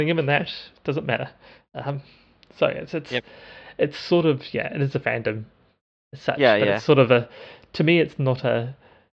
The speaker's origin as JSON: {"language": "English", "country": "New Zealand", "said": "I am a New Zealander"}